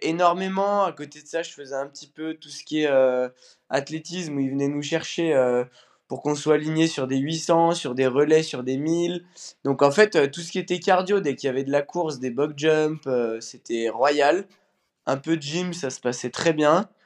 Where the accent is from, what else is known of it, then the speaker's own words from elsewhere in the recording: Bourgoin-Jallieu, Auvergne-Rhône-Alpes, France; Je viens de Bourgoin-Jailleux, à côté de Lyon